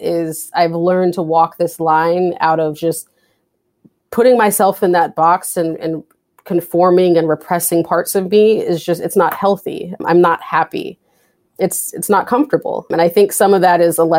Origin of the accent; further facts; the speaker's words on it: West Coast, United States; also born or lived in California; now in Boston, United States; I'm from the West Coast